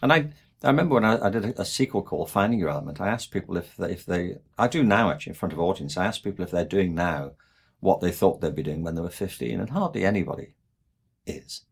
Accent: England, United Kingdom; moved away; I'm from England

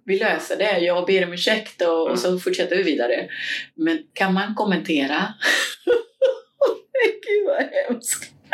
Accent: Cuba; now in Sweden; Jag kommer från Kuba

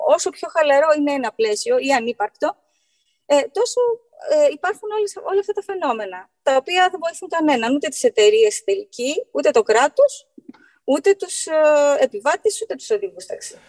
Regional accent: Greece; ως Έλληνες

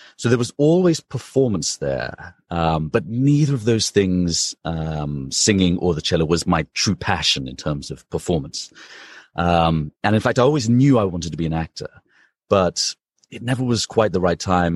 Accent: London, United Kingdom; moved away as an adult; also born or lived in Princeton, United States / Los Angeles, United States; now in New York, United States; So I'm from London, from the U K, um, and I spent my entire childhood there and teenagehood, and then left when I was eighteen, nineteen to come to America for university.

